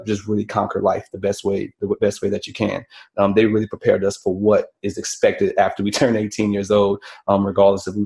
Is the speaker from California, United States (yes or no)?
no; New Orleans, Louisiana, United States; Born and raised in New Orleans, Louisiana